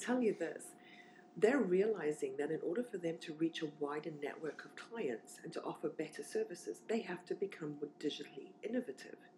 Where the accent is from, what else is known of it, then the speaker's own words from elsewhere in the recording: South Africa; moved away as an adult; also born or lived in Zimbabwe / Namibia / Swakopmund, Namibia; now in London, United Kingdom; we moved to Namibia, where I spent most of my formative childhood. So I grew up in Namibia and then moved over to South Africa